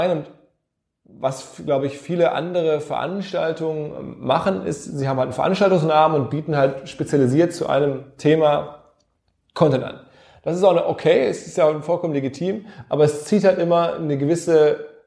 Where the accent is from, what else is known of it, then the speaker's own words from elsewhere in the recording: Essen, North Rhine-Westphalia, Germany; born there; in Essen im Ruhrgebiet, wo ich geboren bin